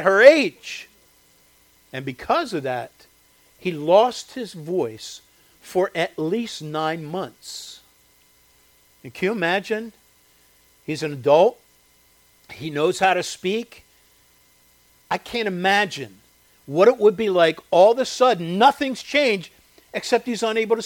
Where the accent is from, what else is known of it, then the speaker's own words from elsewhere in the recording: Chester County, Pennsylvania, United States; where I grew up in Chester County, there was a quarry